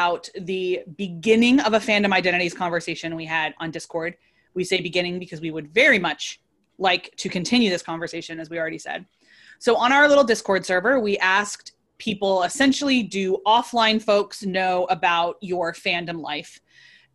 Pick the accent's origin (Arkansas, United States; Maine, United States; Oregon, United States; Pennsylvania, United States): Pennsylvania, United States; Philadelphia; I'm from Philly